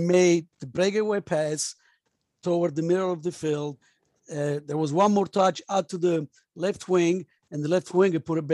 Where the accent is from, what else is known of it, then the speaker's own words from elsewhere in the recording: Pescara, Abruzzo, Italy; moved away; I grew up in Pescara